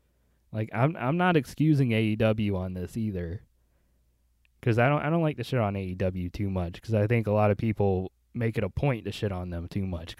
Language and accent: English; United States; I say this as an American.